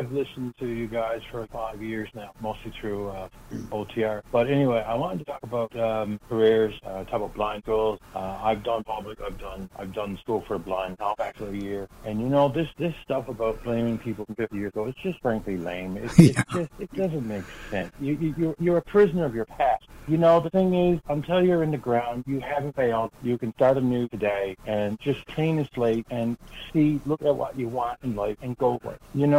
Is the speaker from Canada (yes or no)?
yes; St. John's, Newfoundland and Labrador, Canada; I'm from St. John's, Newfoundland.